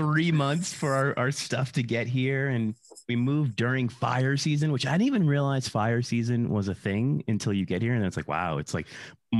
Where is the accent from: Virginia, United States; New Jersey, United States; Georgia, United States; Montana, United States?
New Jersey, United States; moved away; also born or lived in Connecticut / New York City; I was living in New York. I'm from the East Coast originally, born in Jersey and living in Connecticut, and then went to New York for most of my professional career.